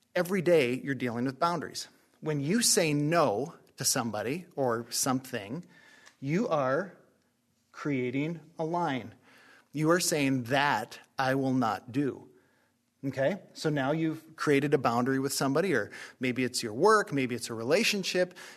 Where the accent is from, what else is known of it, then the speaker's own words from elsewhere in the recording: Northeast North Dakota, United States; where I grew up in Northeast North Dakota